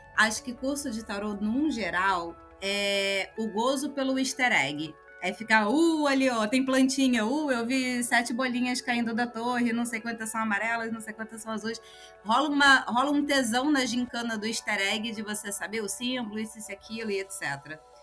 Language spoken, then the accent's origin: Portuguese; Brazil; eu sou brasileira.